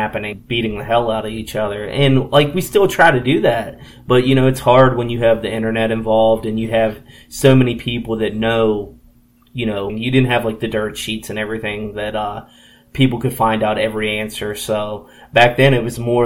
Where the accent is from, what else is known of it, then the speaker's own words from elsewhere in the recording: Harrisonburg, Virginia, United States; I grew up in Harrisonburg and I'm actually still here to this day.